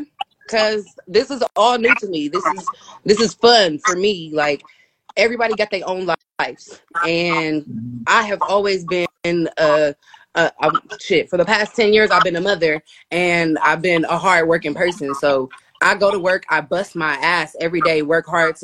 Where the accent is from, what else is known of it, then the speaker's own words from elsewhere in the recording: Columbus, Ohio, United States; also born or lived in Dayton, Ohio; I'm from Columbus, Ohio